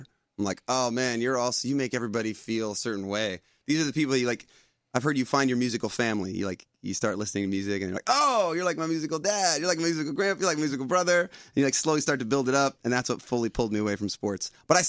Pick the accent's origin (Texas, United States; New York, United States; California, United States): New York, United States; Chester; I grew up like an hour north of here. Well, in Chester, New York.